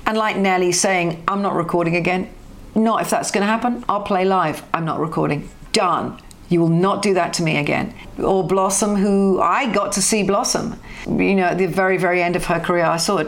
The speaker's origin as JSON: {"language": "English", "country": "United Kingdom", "said": "Maybe it's because I'm a Brit, probably because I'm a Brit, that I can see this with the eyes that I have and understand it."}